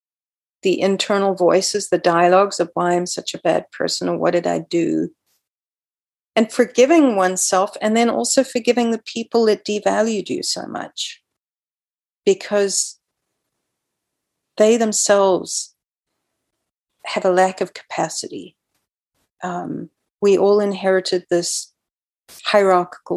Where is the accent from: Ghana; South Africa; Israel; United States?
South Africa; moved away as an adult; also born or lived in Canada; I grew up in South Africa and I was virulently anti-apartheid